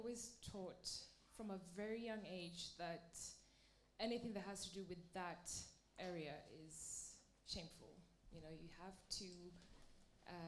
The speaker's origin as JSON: {"language": "English", "country": "Norway", "tie": "born or raised there", "said": "I grew up in Norway"}